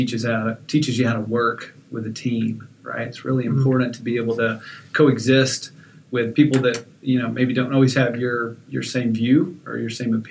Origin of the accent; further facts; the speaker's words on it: Abilene, Texas, United States; I did grow up in Abilene and spent a lot of my junior high and high school days